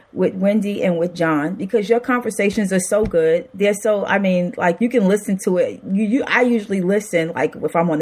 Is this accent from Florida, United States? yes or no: no; New York City, New York, United States; now in Wilmington, United States; I grew up in Brooklyn, New York.